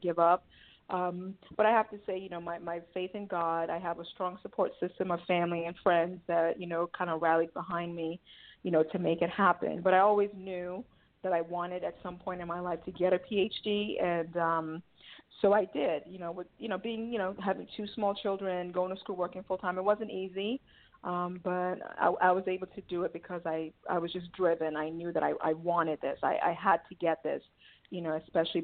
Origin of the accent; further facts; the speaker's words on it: Nigeria; now in United States; Yes, I'm originally from Nigeria. So in 1988, I came to the United States with my mom and my two brothers